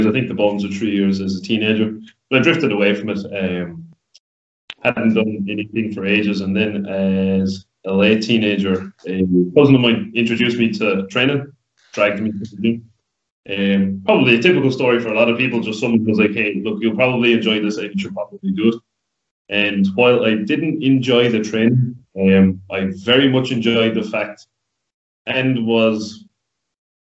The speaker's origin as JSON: {"language": "English", "town": "Listowel", "region": "Munster", "country": "Ireland", "tie": "born or raised there", "said": "I'm from Listowel. Was raised in Listowel"}